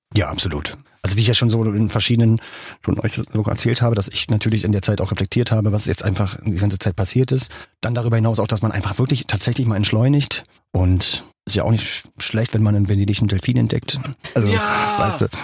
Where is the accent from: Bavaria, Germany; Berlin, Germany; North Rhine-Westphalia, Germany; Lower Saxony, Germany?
Berlin, Germany; Berlin war natürlich klar, meine Heimatstadt